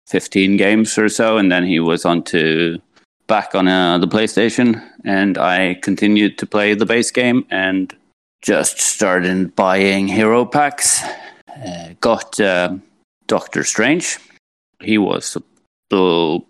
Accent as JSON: {"language": "English", "country": "Norway", "said": "from Norway"}